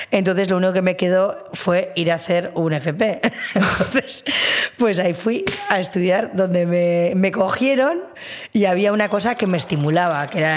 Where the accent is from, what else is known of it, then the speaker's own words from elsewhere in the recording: Bilbao, Basque Country, Spain; now in San Sebastián, Spain; Y es que, bueno, yo soy de Bilbo, pero al estudiar aquí también todo mi entorno cinéfilo, cinematográfico, se construye en Donosti.